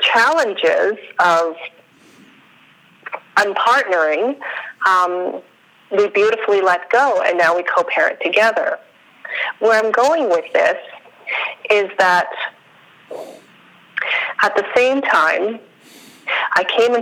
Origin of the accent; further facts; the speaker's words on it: Calgary, Alberta, Canada; first language Spanish; English is a second language; also born or lived in Central America; I was born in Central America. I was raised in Canada